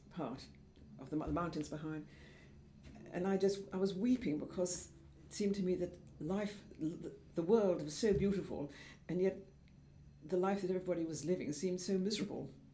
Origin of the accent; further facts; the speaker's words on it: Devon, South West England, United Kingdom; moved away; also born or lived in London / Switzerland; in the country, in, um, just on the edge of Dartmoor